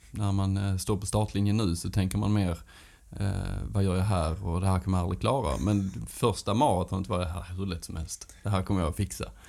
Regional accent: Sösdala, Skåne, Sweden; accent: Göinge dialect; kommer från en liten ort som heter Sösdala som ligger eh, ja, eh, några mil utanför Hässleholm. Så att, eh, det är ett fantastiskt ställe att växa upp på

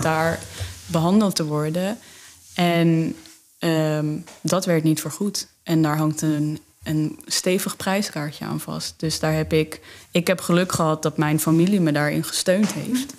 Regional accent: South Limburg, Netherlands; moved away as an adult; also born or lived in Amsterdam; ik uit Zuid-Limburg kom

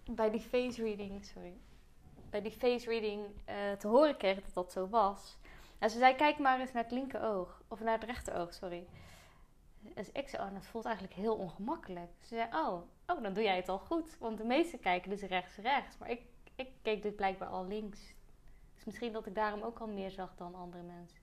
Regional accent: Zeeland, Netherlands; moved away; Want ik kwam van Zeeland

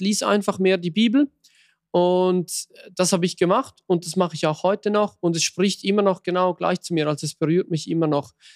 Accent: Switzerland; bei uns in der Schweiz

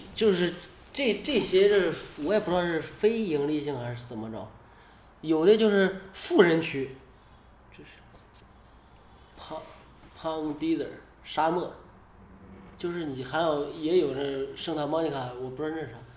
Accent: China; 我是中国的

